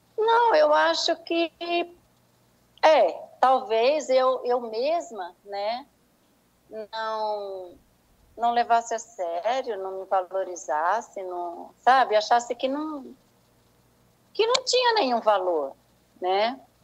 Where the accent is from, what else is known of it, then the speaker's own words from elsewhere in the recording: Senhor do Bonfim, Bahia, Brazil; foi na cidade de Senhor do Bonfim, onde eu fui criada